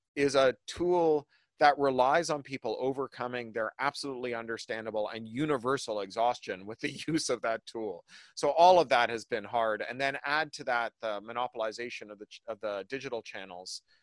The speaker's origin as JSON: {"language": "English", "country": "Canada", "moved": "yes", "lives_now": "United States", "said": "a Canadian living in the US"}